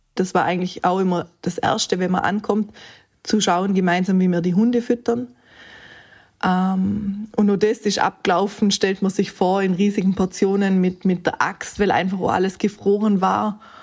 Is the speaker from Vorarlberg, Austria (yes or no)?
yes; Montafon, Vorarlberg, Austria; komme aus dem schönen Montafon